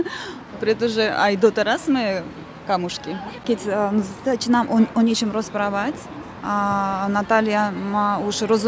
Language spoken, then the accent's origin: Slovak; Baku, Azerbaijan; Slovak is a second language; moved away as an adult; also born or lived in Russia; now in Slovakia; narodila sa som sa v Baku, žila som tam so svojou rodinou 20 rokov a potom sme e, stihli do Ruska a žili sme tam e, tiež rodinou ešte 25 rokov tak. A prišla som na Slovensko z Ruska. Dva a polovicu roku dozadu.